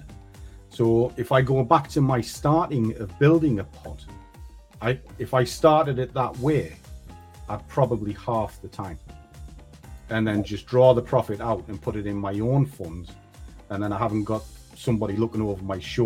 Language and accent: English; Durham, North East England, United Kingdom; moved away; I am from the north. I come from Durham in the north of the UK